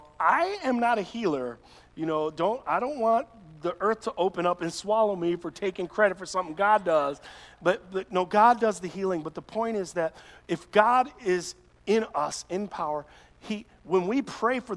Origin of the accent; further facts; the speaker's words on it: Chicago, Illinois, United States; I'm this boy from Chicago